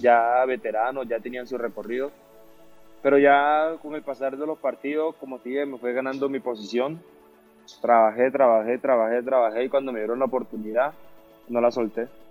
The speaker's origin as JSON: {"language": "Spanish", "town": "Barranquilla", "region": "Atlántico", "country": "Colombia", "also_born_or_lived": "Medellín", "moved": "yes", "said": "la camisa de mi tierra"}